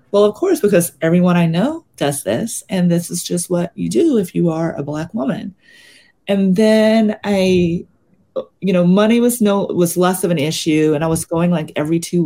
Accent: Mississippi, United States; now in Brooklyn, United States; I grew up in Mississippi in the South

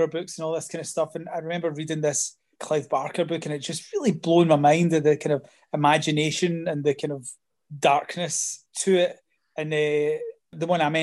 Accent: Scotland, United Kingdom; when I was at school was that there was nothing about being Scottish

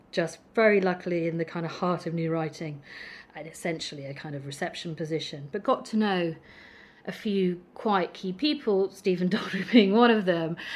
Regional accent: Midlands, United Kingdom; moved away as an adult; now in London, United Kingdom; I travelled south from growing up in the Midlands.

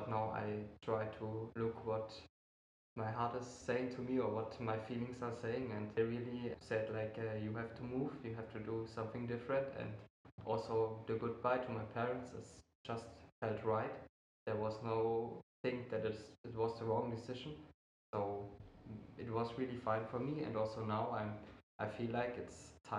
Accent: Germany; English is a second language; moved away as an adult; now in Italy; I'm from Germany and I prefer Germany

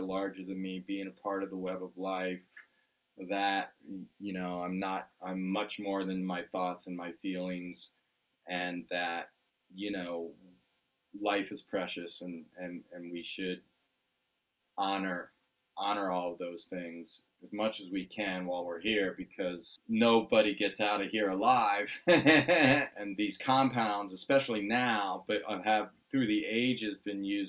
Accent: Washington, District of Columbia, United States; moved away as an adult; also born or lived in Southern California; We grew up on the East Coast in the Washington, D.C. area

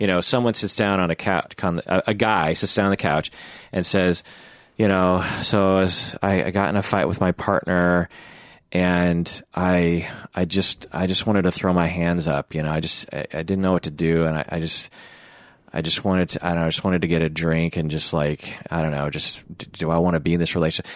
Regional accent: Pacific Northwest, United States; I'm from the Pacific Northwest.

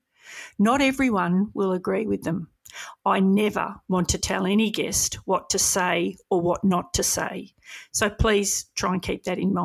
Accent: Melbourne, Victoria, Australia; I grew up in Edith Vale.

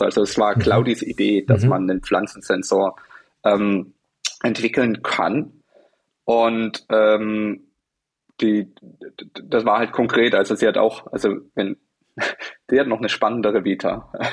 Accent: Germany; Wir sind Deutsche

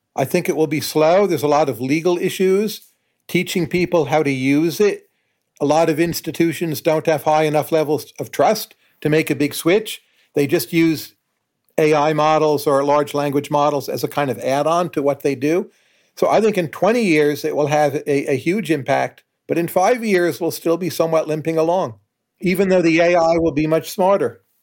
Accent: United States; as an American

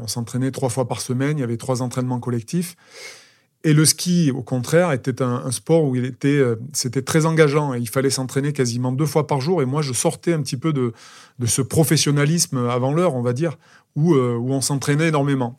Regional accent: Aurillac, Auvergne-Rhône-Alpes, France; je suis un petit garçon de d'Aurillac. Je suis né à Aurillac, dans le Cantal

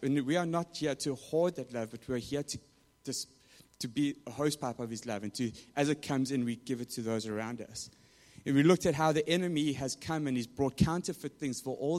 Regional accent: South Africa; moved away; growing up in South Africa

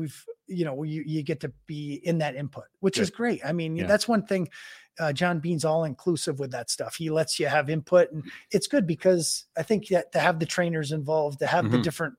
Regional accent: United States; now in Calgary, Canada; I mean, being American to come, I love it in Calgary. I mean, that's why I'm still here.

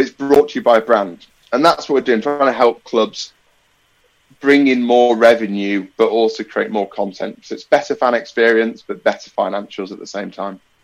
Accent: Nottingham, East Midlands, United Kingdom; living and growing up in Nottingham

